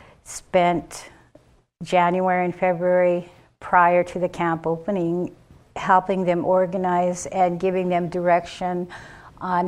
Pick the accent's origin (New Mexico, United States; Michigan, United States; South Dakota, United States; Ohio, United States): South Dakota, United States; Rosebud; I'm Sichangu Lakota from Rosewood, South Dakota